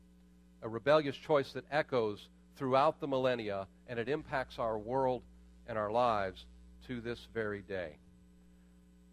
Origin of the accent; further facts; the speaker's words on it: Pittsburgh, Pennsylvania, United States; I was born in Pittsburgh